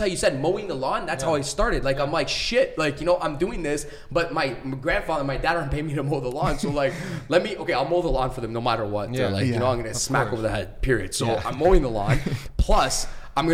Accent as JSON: {"language": "English", "town": "Mississauga", "region": "Ontario", "country": "Canada", "tie": "born or raised there", "said": "I grew up in Mississauga."}